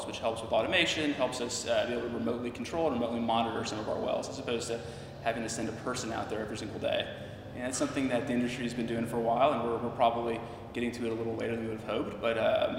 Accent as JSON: {"language": "English", "town": "Washington", "region": "District of Columbia", "country": "United States", "tie": "born or raised there", "also_born_or_lived": "Texas / New York", "moved": "yes", "said": "I grew up in Washington, D.C., so pretty far away from the oil fields."}